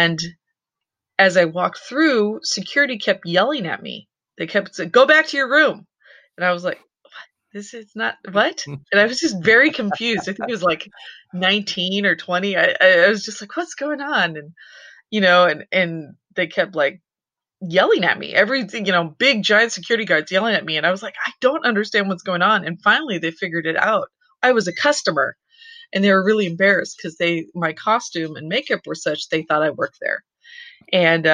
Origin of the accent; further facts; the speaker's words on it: San Francisco Bay Area, California, United States; I grew up in the San Francisco Bay Area